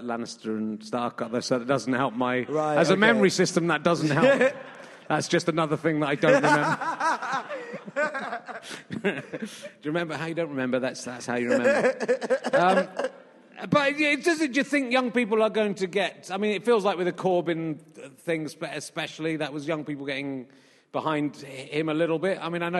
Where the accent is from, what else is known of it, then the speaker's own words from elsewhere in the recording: Yorkshire and the Humber, United Kingdom; born there; I was born in Yorkshire, so that's